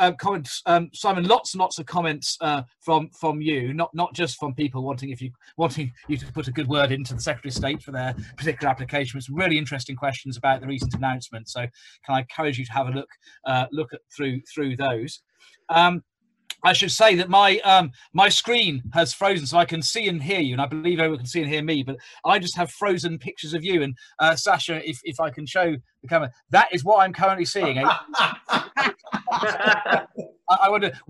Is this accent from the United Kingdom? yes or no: yes; Birmingham, West Midlands, United Kingdom; now in London, United Kingdom; as a Brummie